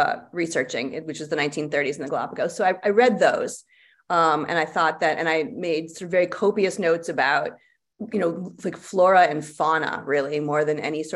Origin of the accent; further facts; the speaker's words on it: United States; I'm an American